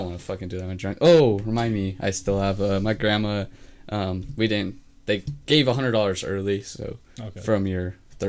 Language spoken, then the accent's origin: English; Utah, United States; We're from Utah.